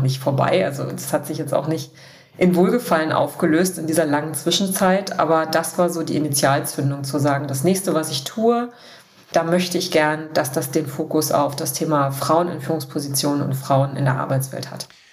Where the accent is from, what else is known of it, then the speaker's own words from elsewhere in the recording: Dessau, Saxony-Anhalt, Germany; moved away as an adult; also born or lived in Berlin / Bavaria; ich komme aus Dessau. Ich habe da auch mein Abi gemacht, meine gesamte Kindheit verbracht